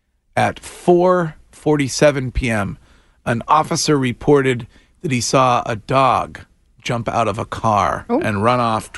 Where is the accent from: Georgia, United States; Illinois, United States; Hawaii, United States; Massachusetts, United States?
Massachusetts, United States; Stow; my hometown of Stow, Massachusetts